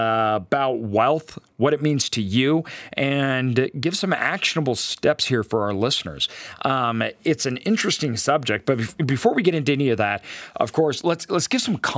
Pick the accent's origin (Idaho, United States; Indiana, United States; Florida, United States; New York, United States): Idaho, United States; I grew up in Idaho